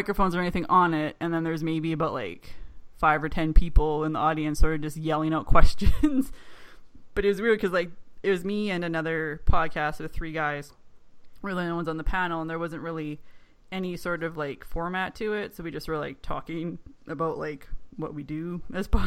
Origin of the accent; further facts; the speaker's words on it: Canada; I'm Canadian